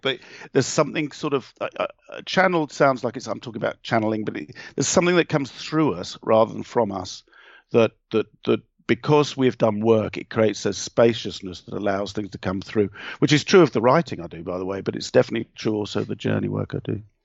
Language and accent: English; England, United Kingdom; being English